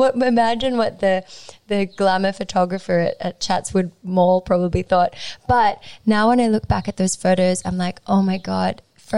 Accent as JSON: {"language": "English", "country": "Peru", "tie": "born or raised there", "said": "You know, I was born in Peru, but then my family had to move from the rural part of Peru where we're from because of poverty"}